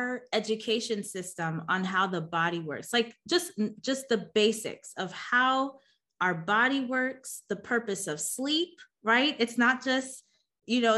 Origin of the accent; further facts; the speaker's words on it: New York City, New York, United States; moved away; also born or lived in Chicago; I'm born and raised in Queens, New York.